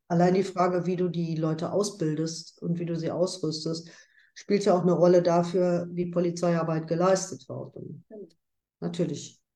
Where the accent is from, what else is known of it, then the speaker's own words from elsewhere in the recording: Ruhr area, North Rhine-Westphalia, Germany; bei uns im Ruhrgebiet